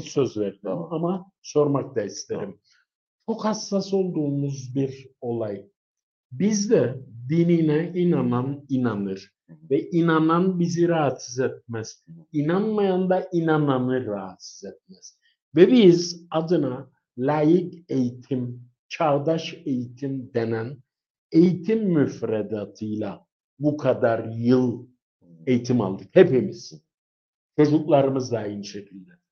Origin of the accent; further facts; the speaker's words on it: Cyprus; bir Kıbrıslı olarak